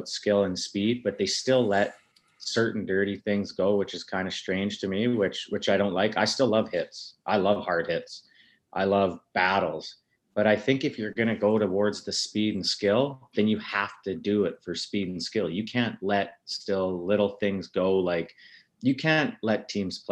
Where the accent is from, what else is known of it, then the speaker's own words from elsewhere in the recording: Lethbridge, Alberta, Canada; I grew up in North Lethbridge